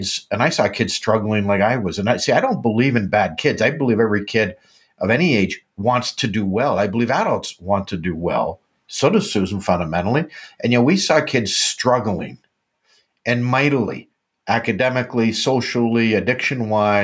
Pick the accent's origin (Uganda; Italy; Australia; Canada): Canada; I'm a Canadian